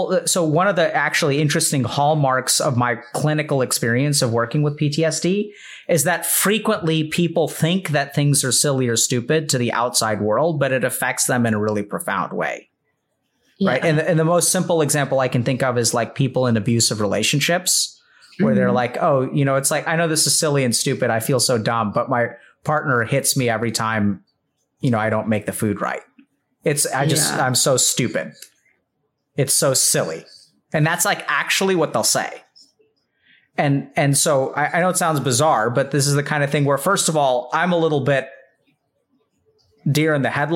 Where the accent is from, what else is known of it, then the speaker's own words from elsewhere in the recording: India; I'm Indian